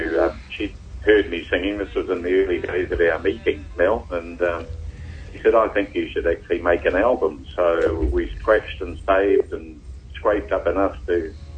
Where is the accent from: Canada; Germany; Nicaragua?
Germany; born there; I was born in Germany. Of course, I'm what they call an army brat, and my father was in the army, and so just after the war, I was born there